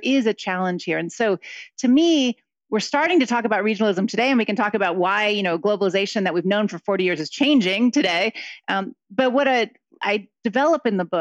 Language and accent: English; Akron, Ohio, United States; moved away; also born or lived in Mexico; I grew up in Akron, Ohio, so in the Midwest